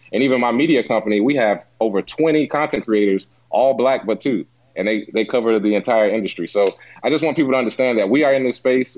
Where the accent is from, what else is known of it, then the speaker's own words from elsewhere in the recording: Charlotte, North Carolina, United States; I'm from Charlotte, North Carolina